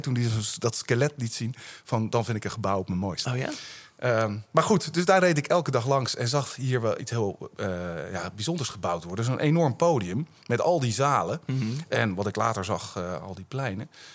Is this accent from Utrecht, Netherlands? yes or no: yes; Utrecht, Netherlands; ik ben een Utrechter, ja. En ik woon in, in Buitenwitte Vrouwen